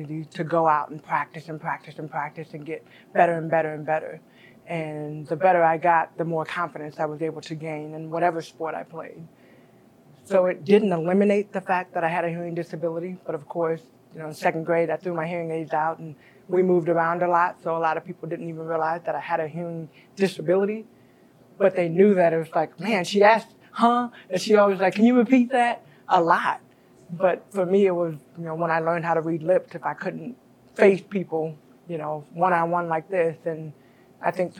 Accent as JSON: {"language": "English", "country": "United States"}